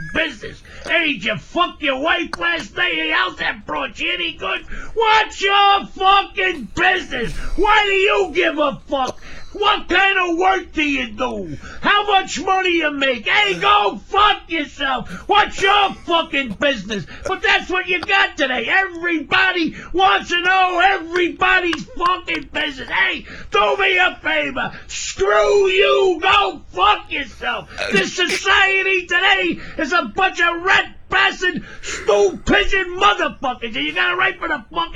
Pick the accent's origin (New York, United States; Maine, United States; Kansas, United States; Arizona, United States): New York, United States; New York City; when I was growing up in Brooklyn